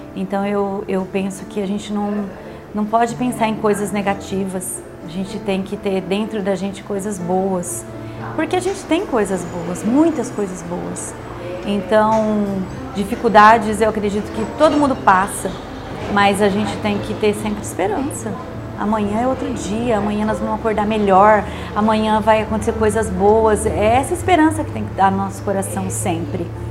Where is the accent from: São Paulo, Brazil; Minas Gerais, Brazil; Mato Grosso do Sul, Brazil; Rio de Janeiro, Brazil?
São Paulo, Brazil; Parapuã; nasci em Parapuã, porque minha família morava no sítio, né? E a gente. Eu fiquei no sítio até quando eu tinha 17 anos